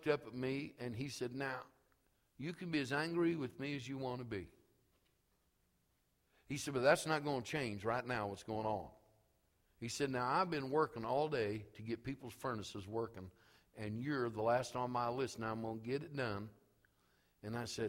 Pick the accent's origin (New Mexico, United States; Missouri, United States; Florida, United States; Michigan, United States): Missouri, United States; St. Joseph; moved away; also born or lived in Elwood / Topeka, Kansas; I was from St. Joseph